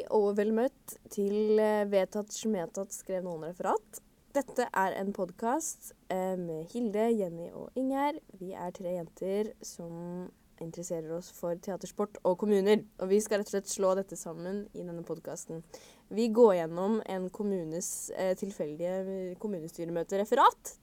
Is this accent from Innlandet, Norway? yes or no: yes; Kongsvinger, Innlandet, Norway; Jeg er fra Kongsvinger kommune